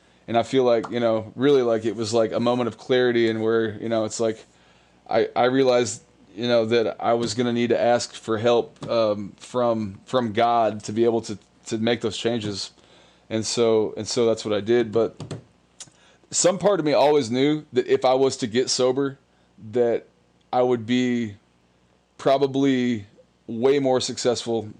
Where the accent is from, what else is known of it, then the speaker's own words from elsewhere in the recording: New Braunfels, Texas, United States; moved away as an adult; I born and raised in New Braunfels, Texas